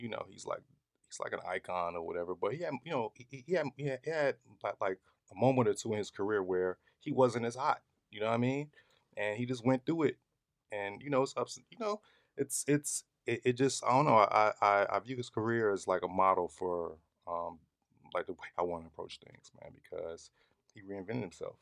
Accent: Chicago, Illinois, United States; I'm from the Chi. I'm from Chicago

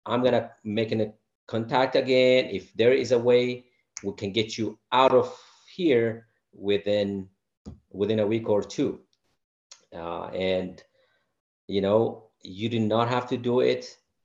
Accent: Sidama, Ethiopia; moved away as an adult; I'm from the Sidamo region

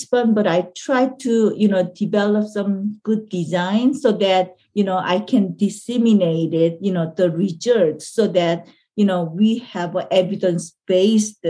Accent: South Korea; English is a second language; moved away as an adult; now in United States; I came from Korea, you know, because I want to study

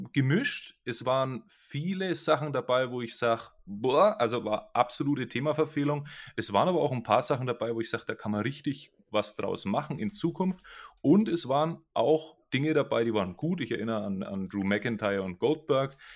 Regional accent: Franconia, Bavaria, Germany; Ich tue mir ja eh schon mit dem Deutschen schwierig als Franke

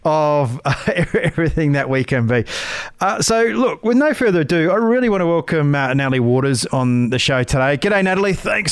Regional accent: Queensland, Australia; I'm a Queenslander.

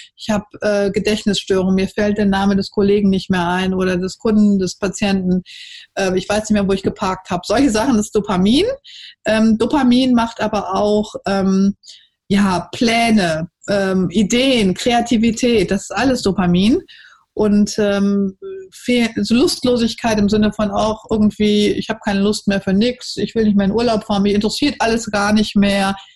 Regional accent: Cologne, North Rhine-Westphalia, Germany; sage ich als Kölnerin

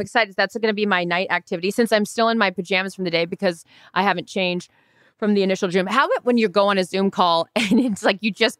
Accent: Orlando, Florida, United States; moved away; We're from Orlando.

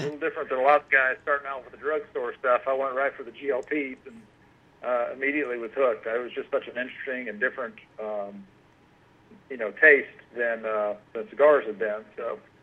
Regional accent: Marietta, Georgia, United States; now in Cumming, United States; I grew up in uh, Marietta and kind of moved around up, up in the north uh, quadrant of Georgia.

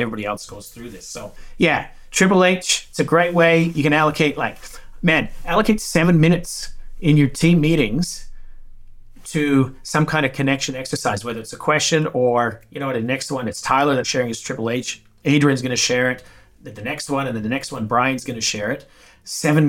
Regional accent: Saskatchewan, Canada; now in Australia; I'm from Saskatchewan, which is North Dakota

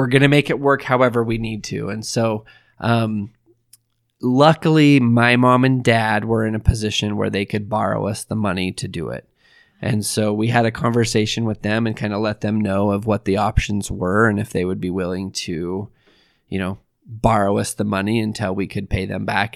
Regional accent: Idaho, United States; moved away; I'm from Idaho

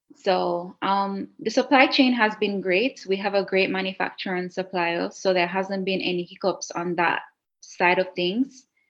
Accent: Jamaica; moved away as an adult; also born or lived in Cayman Islands; now in Italy; i was living in a beautiful island like next door to jamaica my hometown

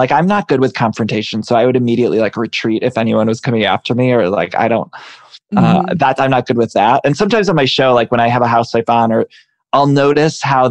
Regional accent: Ohio, United States; I'm from Ohio

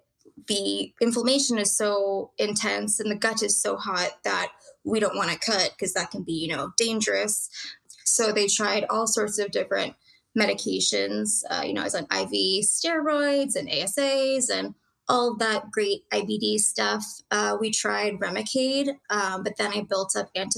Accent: Maryland, United States; I grew up in Maryland, went to Georgetown

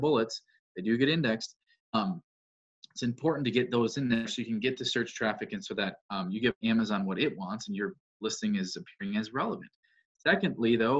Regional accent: Wisconsin, United States; I'm a farmer from Wisconsin

